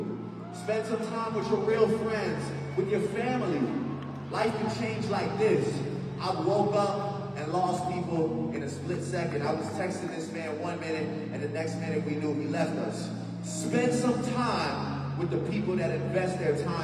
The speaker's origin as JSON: {"language": "English", "town": "Toronto", "region": "Ontario", "country": "Canada", "said": "I am from Toronto, Canada"}